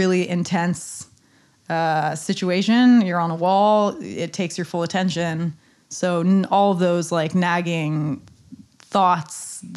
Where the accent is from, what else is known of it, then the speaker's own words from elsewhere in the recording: Santa Cruz, California, United States; moved away; also born or lived in Nairobi; Santa Cruz, California, my hometown